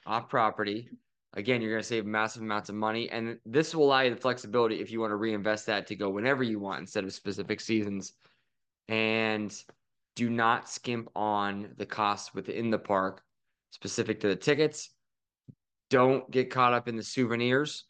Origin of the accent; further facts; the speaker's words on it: Philadelphia, Pennsylvania, United States; we're from Philly